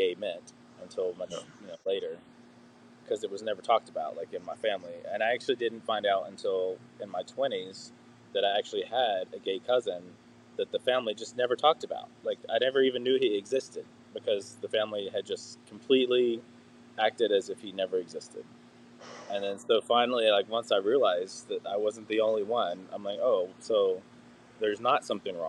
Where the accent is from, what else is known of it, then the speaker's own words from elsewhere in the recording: Tennessee, United States; I grew up in Tennessee, the South